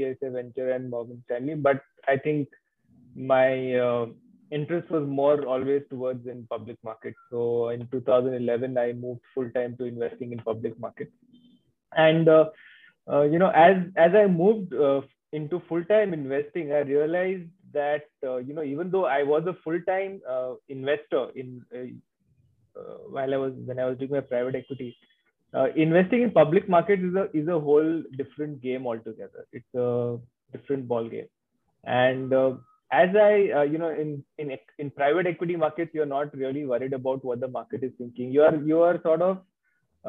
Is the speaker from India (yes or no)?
yes; Kolkata, West Bengal, India; I'm actually from Calcutta. So I studied in Calcutta and I did my articleship in Calcutta.